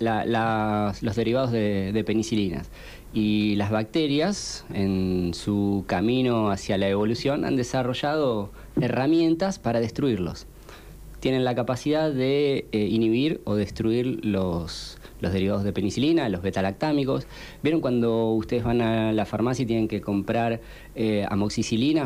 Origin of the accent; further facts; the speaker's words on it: Pilar, Buenos Aires Province, Argentina; also born or lived in Quilmes; Yo soy de Pilar.